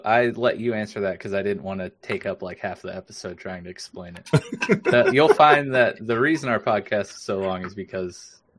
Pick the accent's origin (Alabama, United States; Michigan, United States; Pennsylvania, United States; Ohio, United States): Ohio, United States; Northeast; we're from Ohio, Northeast Ohio